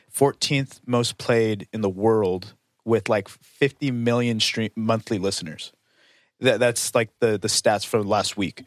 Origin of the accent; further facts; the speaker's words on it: United States; I'm American